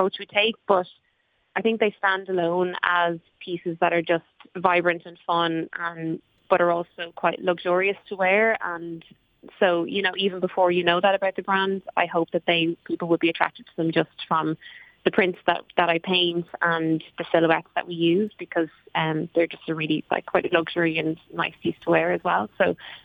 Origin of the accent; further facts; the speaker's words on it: Clearystown, Leinster, Ireland; also born or lived in Rathangan; I grew up in Clearystown and went to school in Rathangan. I live here still